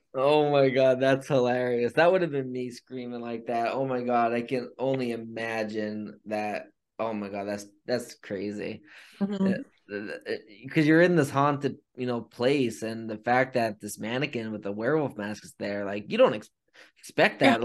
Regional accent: near Ashland, Pennsylvania, United States; right outside of Ashland. Again, another place that's about five minutes away from where I grew up, where my mom currently lives

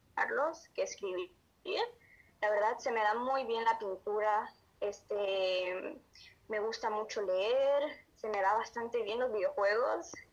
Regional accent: Honduras; Soy de Honduras un país de Centroamérica

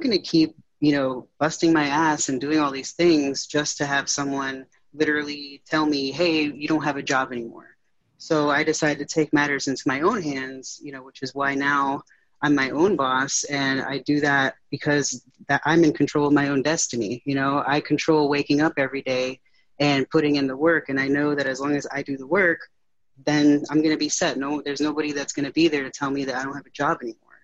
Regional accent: Connecticut, United States; moved away as an adult; now in Northern Virginia, United States; I'm um, originally from uh, Connecticut, so I moved from Connecticut to uh, Northern Virginia

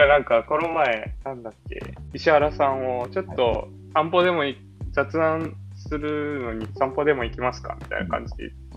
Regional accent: Kyushu, Japan; now in Nakano, Japan; 九州生まれなのもあって

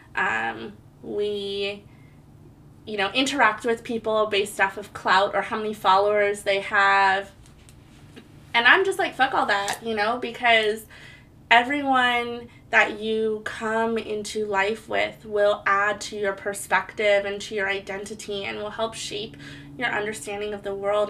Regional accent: Hawaii, United States; moved away as an adult; now in Portland, United States; I was born and raised in Hawaii. I moved to Portland, Oregon in 2010.

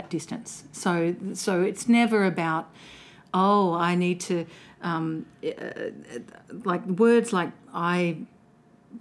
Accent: Melbourne, Victoria, Australia; accent: flat Victorian vowel; also born or lived in Colac, Victoria; I grew up in the western suburbs of Melbourne

